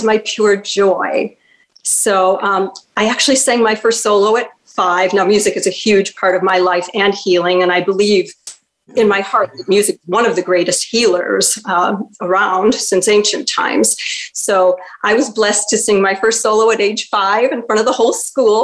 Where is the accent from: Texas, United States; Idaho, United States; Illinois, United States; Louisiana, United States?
Illinois, United States; Chicago; growing up in Chicago, my parents took me to so many live Broadway shows that had come to Chicago